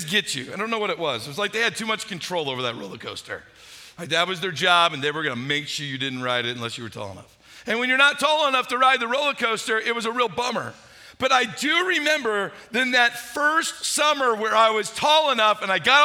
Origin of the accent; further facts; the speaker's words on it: St. Louis, Missouri, United States; I grew up in St. Louis, Missouri